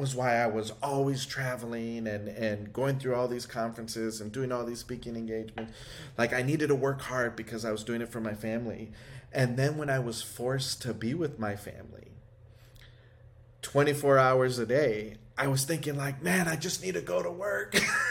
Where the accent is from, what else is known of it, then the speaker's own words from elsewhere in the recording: United States; I grew up in Highland Park